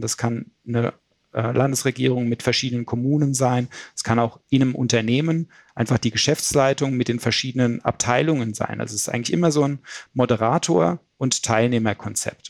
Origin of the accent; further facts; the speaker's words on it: Frankfurt, Hesse, Germany; ich komme aus der Gegend von Frankfurt